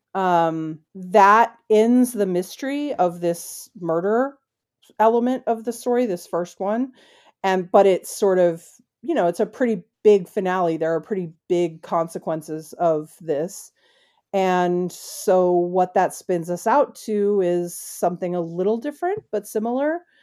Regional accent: United States; I'm an American.

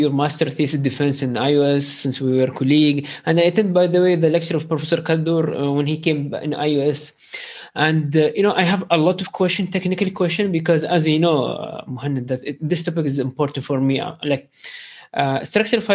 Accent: Sharjah, United Arab Emirates; I am from Sharjah

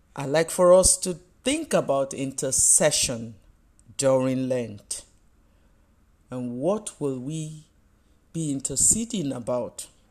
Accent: Nigeria; You know, I live in Nigeria. I am Nigerian.

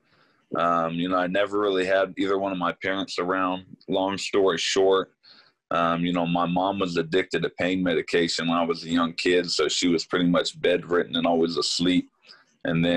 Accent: Sacramento, California, United States; somebody that was born and raised in Sacramento

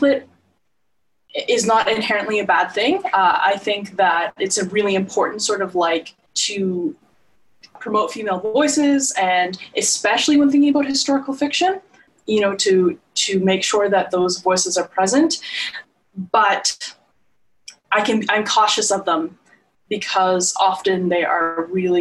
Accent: Nova Scotia, Canada; I am from Nova Scotia

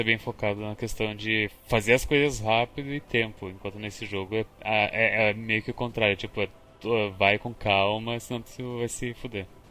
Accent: Caxias do Sul, Rio Grande do Sul, Brazil; accent: gaúcho

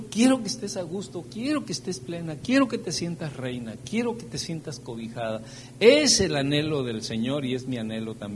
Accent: Veracruz, Mexico; Espérame, pero si yo, yo soy de Veracruz, nada bueno.

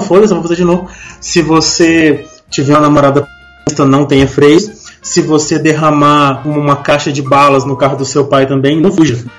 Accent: Goiânia, Goiás, Brazil; moved away; A gente cresceu junto lá em Goiânia

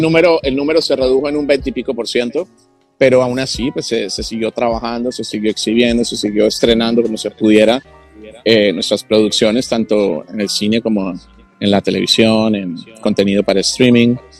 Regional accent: Colombia; now in Los Angeles, United States; yo soy hispano porque yo nací en Colombia y estoy acá

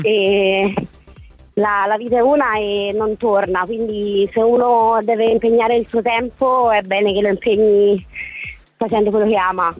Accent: Florence, Tuscany, Italy; now in Rome, Italy; di adozione romana perché in realtà io sono fiorentina

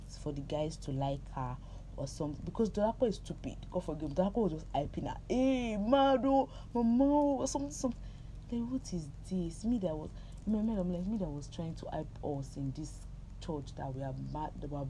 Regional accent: Nigeria; I'm Nigerian

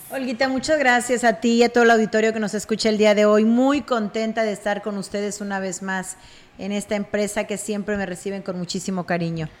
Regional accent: Aquismón, San Luis Potosí, Mexico; mi pueblo, en Aquismón

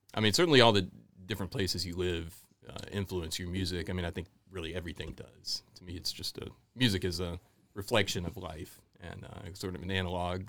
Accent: Houston and Dallas, Texas, United States; also born or lived in Memphis, Tennessee / New Orleans; now in New River Valley, Virginia, United States; I grew up mostly in Houston and, and Dallas

